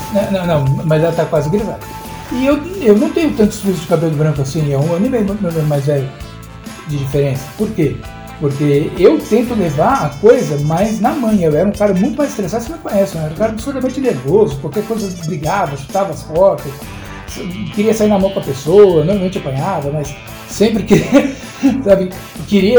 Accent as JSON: {"language": "Portuguese", "region": "São Paulo", "country": "Brazil", "tie": "born or raised there", "moved": "as an adult", "lives_now": "Praia Grande, Brazil", "said": "Eu nasci em São Paulo, eu fui criado em São Paulo, paulistano nato e tudo mais, e fui pra Praia Grande na primeira chance"}